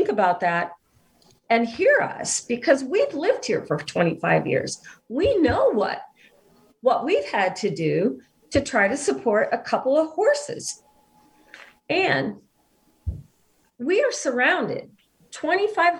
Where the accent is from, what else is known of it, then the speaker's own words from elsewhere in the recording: Iowa, United States; now in Kansas, United States; I'm from Iowa, farming people all my life